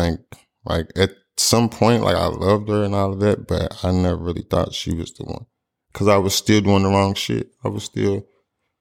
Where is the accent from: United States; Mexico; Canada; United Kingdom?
United States; Louisville, Kentucky; I'm from Louisville, Kentucky.